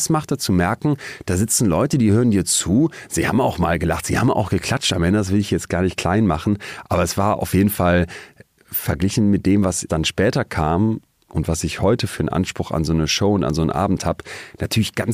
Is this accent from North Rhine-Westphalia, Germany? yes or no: yes; Solingen, North Rhine-Westphalia, Germany; moved away as an adult; now in Münster, Germany; Wir haben dann in Münster, wo ich fürs Studium hingegangen bin, aus Solingen, ähm, Studiepartys dann organisiert.